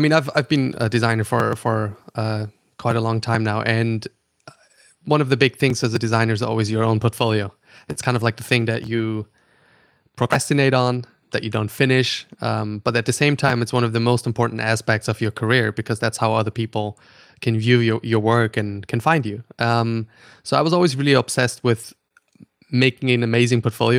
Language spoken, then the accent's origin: English; Austria; English is a second language; also born or lived in Germany / Stockholm; now in New York, United States; I'm, uh, German. Uh, so I'm born in Germany. I grew up in Austria